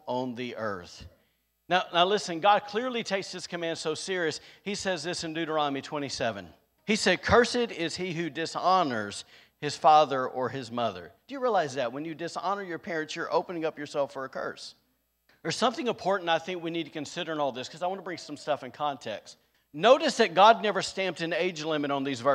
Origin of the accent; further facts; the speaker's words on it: the South, United States; now in Rockport, United States; I was from the South